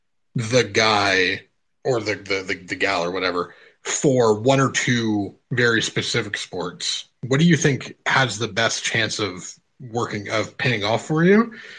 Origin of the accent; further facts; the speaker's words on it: Canada; I'm Canadian